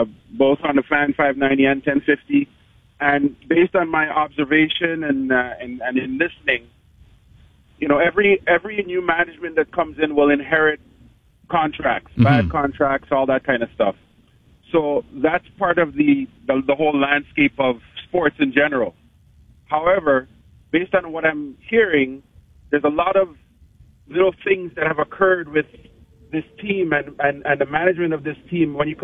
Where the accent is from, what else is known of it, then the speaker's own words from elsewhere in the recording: Montreal, Quebec, Canada; now in Toronto, Canada; I'm from Montreal